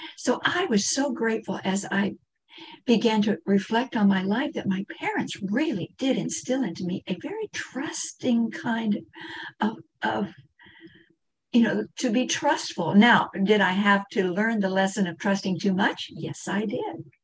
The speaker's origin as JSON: {"language": "English", "region": "Kansas", "country": "United States", "tie": "born or raised there", "said": "I'm, I'm from Kansas"}